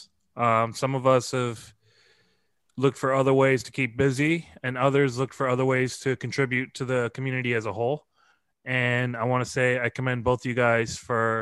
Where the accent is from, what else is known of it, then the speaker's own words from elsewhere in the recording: United States; the American that was that traveled to play